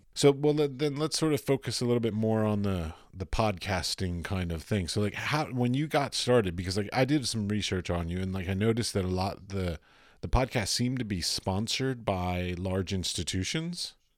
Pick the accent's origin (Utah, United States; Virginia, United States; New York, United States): Virginia, United States; Arlington; I grew up in Arlington